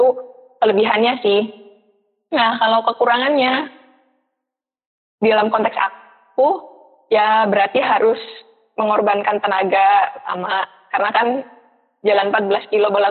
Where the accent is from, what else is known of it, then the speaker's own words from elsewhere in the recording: Purwokerto, Central Java, Indonesia; Terus finansial juga karena aku kan dari PWT ya terus harus bolak-balik beberapa kali ke Bandung juga gitu.